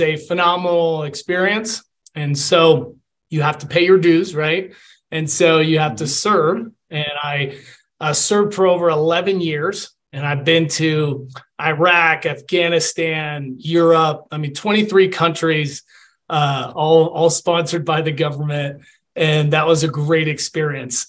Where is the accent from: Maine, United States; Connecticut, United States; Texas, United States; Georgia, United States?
Georgia, United States; Atlanta; moved away as an adult; also born or lived in Puerto Rico / West Point, New York; now in Colorado Springs, United States; I was born in Puerto Rico, a little island in the Caribbean. Mm-hmm. I grew up in Atlanta and I played football